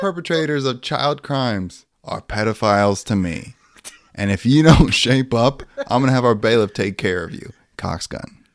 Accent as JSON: {"language": "English", "area": "Lake Michigan", "region": "Midwest", "country": "United States", "tie": "born or raised there", "said": "We grew up around Lake Michigan."}